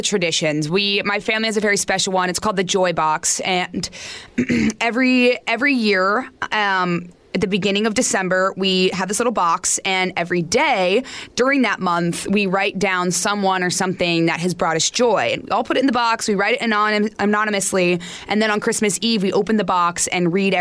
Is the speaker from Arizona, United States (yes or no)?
yes; Arizona, United States; I'm from Arizona